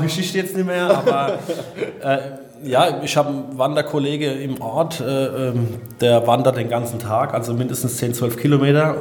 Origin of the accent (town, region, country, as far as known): Odenwald, Hesse, Germany; born or raised there